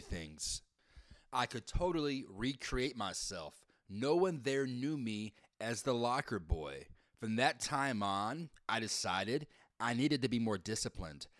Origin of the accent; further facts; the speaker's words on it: the South, United States; moved away as an adult; also born or lived in California / Chicago; now in Texas, United States; Growing up down south, I was not used to different types of people different types of religion.